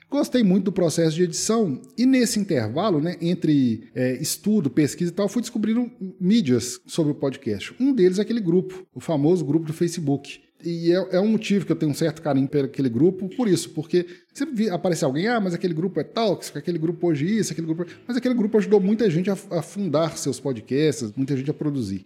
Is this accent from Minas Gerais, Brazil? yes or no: yes; Minas Gerais, Brazil; eu sou mineiro, né? Nascido e residente em Minas até hoje. Nunca saí de Minas a não ser que a não ser para passeio. Nunca morei fora.